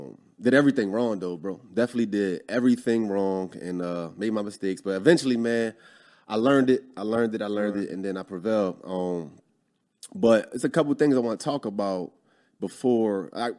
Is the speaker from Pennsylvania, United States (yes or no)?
yes; Philadelphia, Pennsylvania, United States; moved away as an adult; Born and raised in Philly.